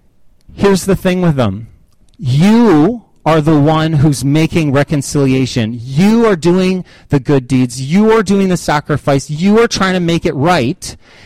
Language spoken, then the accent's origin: English; Canada; Oh, well, yeah, I'm from Canada. Eh?